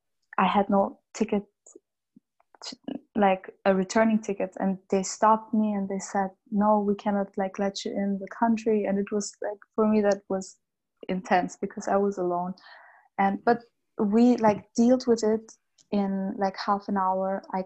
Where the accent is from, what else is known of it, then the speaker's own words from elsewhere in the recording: Bosnia & Herzegovina; born there; moved away; I was born in a very, I was born in Bosnia mm-hmm. In 1990, where there was a war, a civil war.